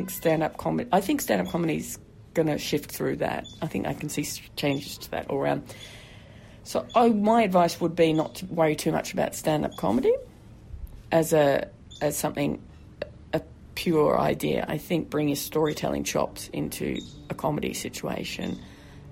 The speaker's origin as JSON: {"language": "English", "region": "Tasmania", "country": "Australia", "said": "I hail from a place called Tasmania"}